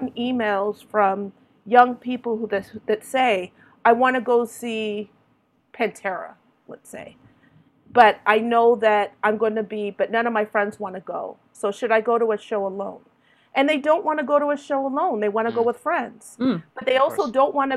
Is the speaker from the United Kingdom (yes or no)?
no; Toronto, Ontario, Canada; when I was growing up in Toronto, you know, in my 20s